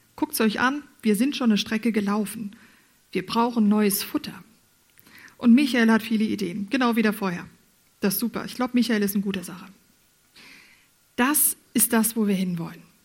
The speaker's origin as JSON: {"language": "German", "country": "Germany", "also_born_or_lived": "Furttal, Switzerland", "moved": "as an adult", "lives_now": "Switzerland", "said": "Ich als Deutsche musste das lernen"}